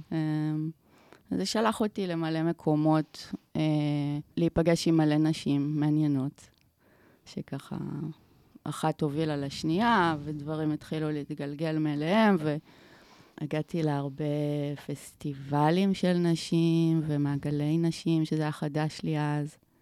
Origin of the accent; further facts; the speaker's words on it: Omer, Southern District, Israel; now in Tel Aviv, Israel; גדלתי בעומר